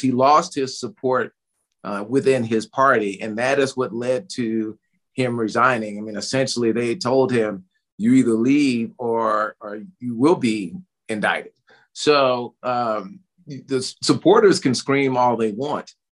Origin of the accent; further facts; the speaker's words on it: Tulsa, Oklahoma, United States; growing up in Tulsa, Oklahoma